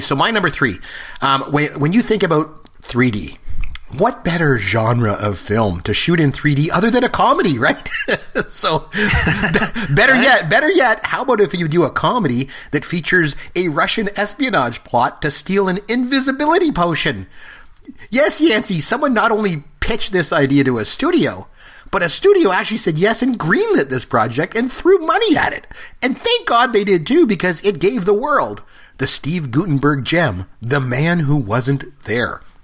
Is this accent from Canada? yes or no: yes; Port Elgin, Ontario, Canada; I grew up in Port Elgin, Ontario